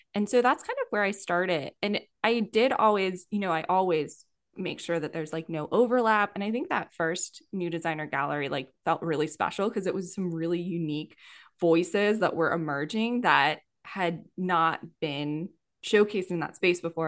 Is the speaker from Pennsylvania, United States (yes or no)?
yes; Yardley, Pennsylvania, United States; moved away as an adult; also born or lived in Philadelphia, Pennsylvania / Denver, Colorado; I grew up in Yardley, Pennsylvania.